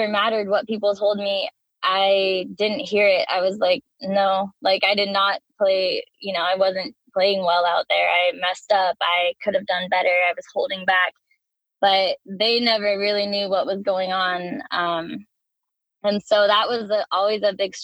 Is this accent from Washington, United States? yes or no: yes; Washington, United States; now in California, United States; I grew up in Washington State.